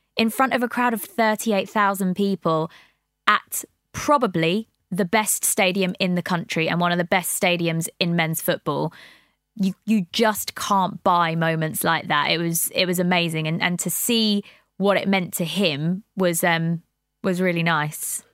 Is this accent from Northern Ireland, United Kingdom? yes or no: no; Brighton, South East England, United Kingdom; moved away as an adult; now in London, United Kingdom; I'm not originally from London. I'm from Brighton.